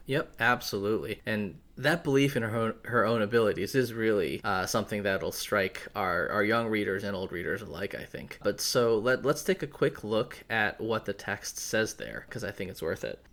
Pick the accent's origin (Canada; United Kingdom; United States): United States; New England; growing up in New England